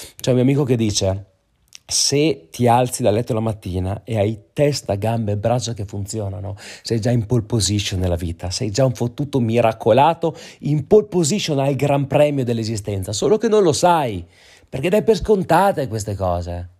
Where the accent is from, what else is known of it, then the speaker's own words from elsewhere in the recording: Trentino-Alto Adige, Italy; moved away; dalle nostre parti va anche a meno 14 gradi in Trentino